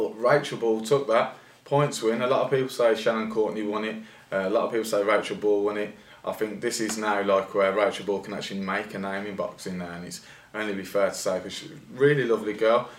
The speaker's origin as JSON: {"language": "English", "town": "Birmingham", "region": "West Midlands", "country": "United Kingdom", "said": "we're from Birmingham"}